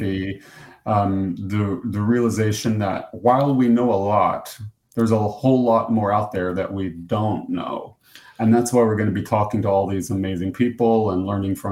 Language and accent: English; United States; accent: American; I'm from the U.S.